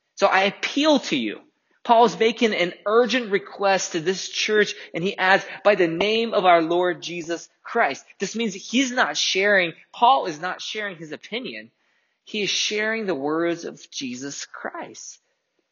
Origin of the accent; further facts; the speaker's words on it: Russia; moved away; I grew up in Russia.